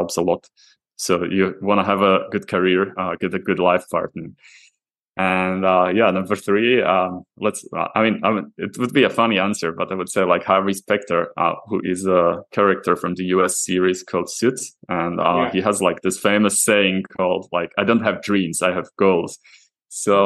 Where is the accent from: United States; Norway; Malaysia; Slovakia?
Slovakia; moved away as an adult; now in Prague, Czech Republic; I'm originally actually from Slovakia, so I joined I moved to Prague, a few years ago